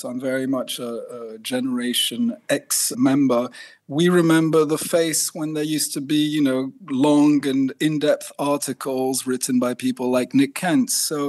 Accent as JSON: {"language": "English", "country": "France", "tie": "born or raised there", "also_born_or_lived": "Switzerland / Italy / India", "said": "I grew up in France, and in fact, I grew up hippie parents, so we traveled around a lot, Switzerland, Italy, France, India"}